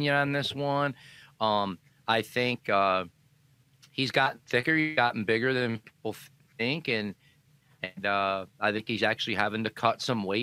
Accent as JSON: {"language": "English", "region": "Illinois", "country": "United States", "tie": "born or raised there", "said": "my home state"}